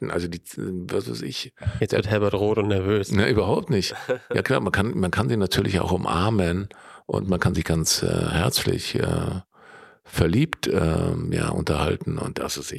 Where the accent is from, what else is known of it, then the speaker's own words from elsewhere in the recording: Allgäu, Bavaria, Germany; ich komme da aus der Gegend